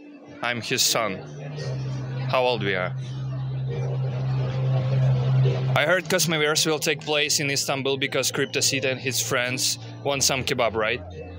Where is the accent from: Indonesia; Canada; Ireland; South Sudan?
Indonesia; Bali; born there; Me too. I was born here.